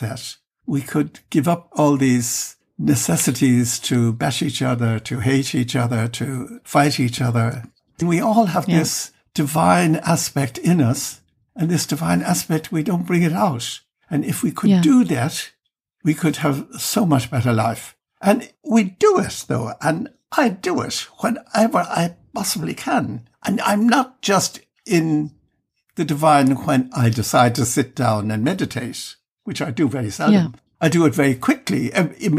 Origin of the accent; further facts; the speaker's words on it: Ireland; now in Germany; living outside Ireland for years and years. I've mostly lived my life in Germany and inclined to forget that I'm Irish